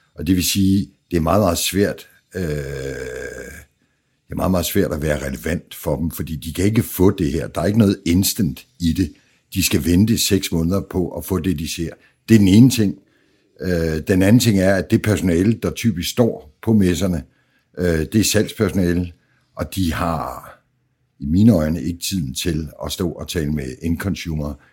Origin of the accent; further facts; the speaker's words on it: Jutland, Denmark; jeg er fra Jylland